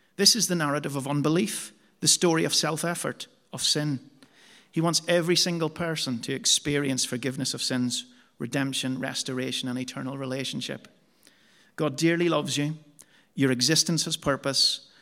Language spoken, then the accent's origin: English; Omaha, Nebraska, United States; now in England, United Kingdom; my hometown of Omaha.